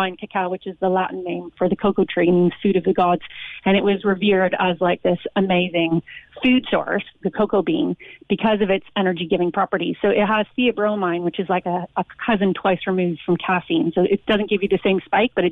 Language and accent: English; Canada; now in Ireland; I'm Canadian originally